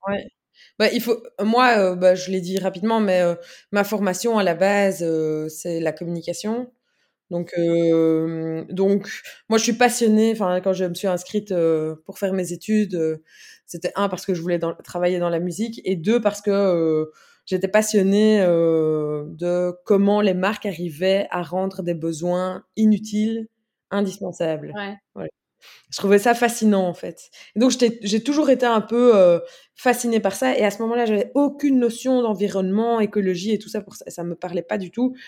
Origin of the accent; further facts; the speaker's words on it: Brussels, Brussels-Capital Region, Belgium; je suis bruxelloise